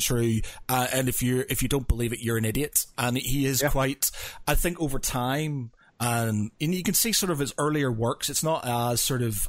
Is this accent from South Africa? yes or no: no; Northern Ireland, United Kingdom; I come from Northern Ireland and religion is a huge thing there